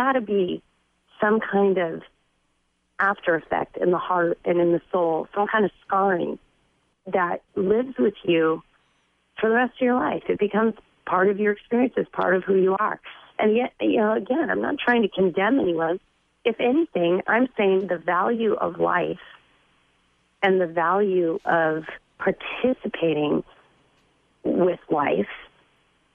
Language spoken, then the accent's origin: English; California, United States; I was raised in California